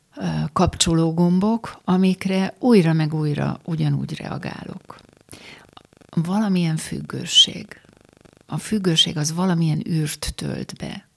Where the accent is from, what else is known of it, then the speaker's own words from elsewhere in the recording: Pécs, Baranya, Hungary; moved away; Én Pécsen születtem, és a mai napig, amikor újra oda megyek, akkor így rám telepednek a, az ott megélt gyermekkori élmények.